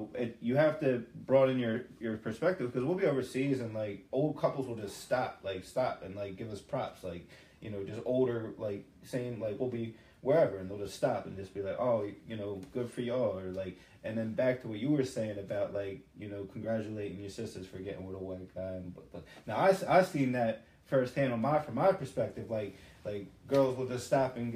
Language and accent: English; Philadelphia, Pennsylvania, United States; I'm from Philly, so I was brought up intercultural.